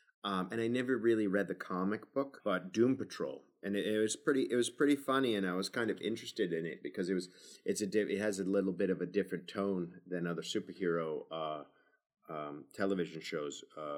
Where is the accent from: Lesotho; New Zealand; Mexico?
New Zealand; Well, I'm not British, you know, New Zealander, but right.